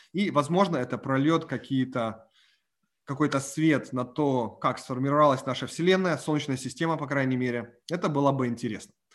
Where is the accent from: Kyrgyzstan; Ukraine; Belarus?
Ukraine; moved away; я выходец с Украины